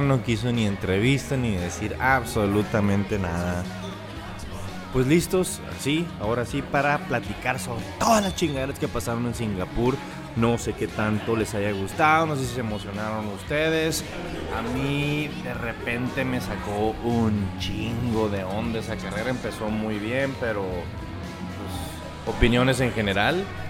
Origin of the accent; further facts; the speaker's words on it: Mexico; also born or lived in Hermosillo, Sonora; nuestra fecha como mexicanos de independencia